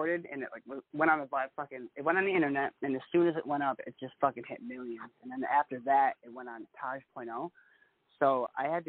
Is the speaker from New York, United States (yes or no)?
yes; Buffalo, New York, United States; I come from Riverside, Buffalo, New York.